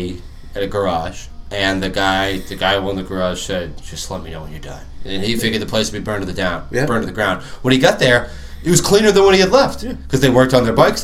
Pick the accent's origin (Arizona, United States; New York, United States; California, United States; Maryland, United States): Maryland, United States; Arundel; I grew up in Arundel